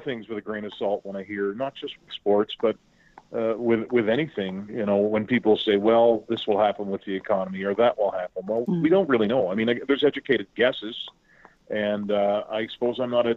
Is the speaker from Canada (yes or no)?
yes; Trenton, Nova Scotia, Canada; moved away; I'm hunkered down in my brother's basement in my hometown of Trenton, Nova Scotia.